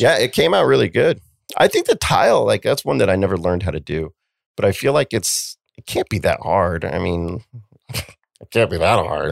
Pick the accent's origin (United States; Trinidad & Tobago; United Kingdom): United States; Cheyenne, Wyoming; moved away; we grew up in Cheyenne, Wyoming, where we only had Gary and my mom and each other